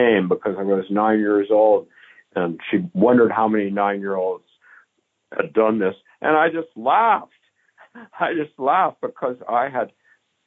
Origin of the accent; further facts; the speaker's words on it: Palo Alto, California, United States; now in Minneapolis, United States; I grew up in Palo Alto